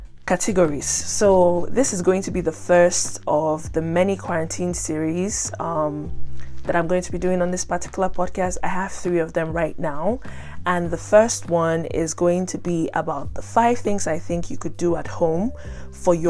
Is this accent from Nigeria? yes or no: yes; Nigeria; moved away; in Nigeria, my home country